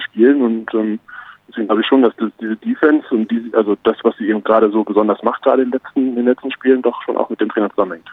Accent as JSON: {"language": "German", "region": "Berlin", "country": "Germany", "tie": "born or raised there", "moved": "as an adult", "lives_now": "Munich, Germany", "said": "als äh, ehemaliger und vor allem gebürtiger Berliner"}